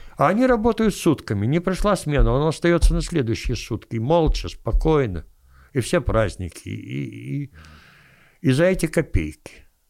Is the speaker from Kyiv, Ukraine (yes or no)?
yes; Kyiv, Ukraine; я киевлянин